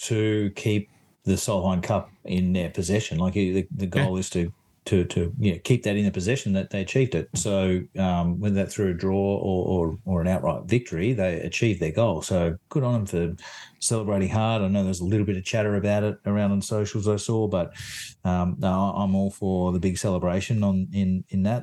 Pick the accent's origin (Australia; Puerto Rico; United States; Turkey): Australia; Sydney, New South Wales; I'm actually from Sydney myself.